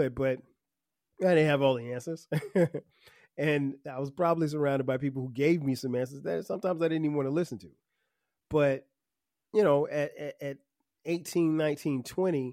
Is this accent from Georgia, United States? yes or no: no; Florence, South Carolina, United States; moved away; my hometown of Florence, South Carolina